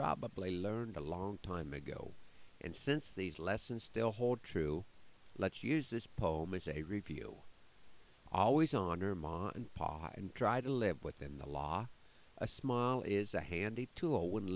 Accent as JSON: {"language": "English", "town": "Broken Bow", "region": "Nebraska", "country": "United States", "tie": "born or raised there", "said": "my hometown of Broken Bow"}